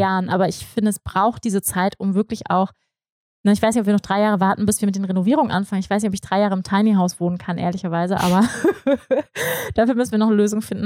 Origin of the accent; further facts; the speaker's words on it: Hamburg, Germany; moved away as an adult; also born or lived in Bavaria / Bali; ich komme aus Hamburg, aus dem Flachland, ne? also so wie ich aufgewachsen bin